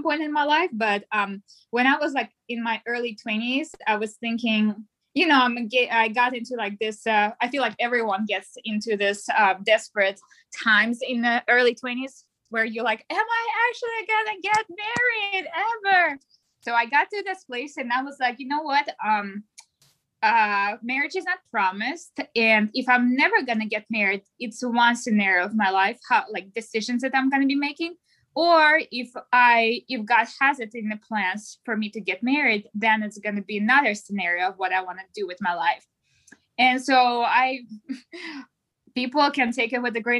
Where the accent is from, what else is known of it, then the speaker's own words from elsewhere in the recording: Russia; English is a second language; moved away as an adult; I am originally from Russia, as you can hear my accent. I moved in 2015